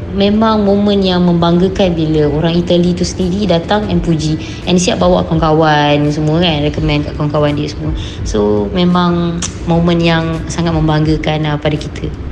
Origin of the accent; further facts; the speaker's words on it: Malacca, Malaysia; Saya berasal dari Melaka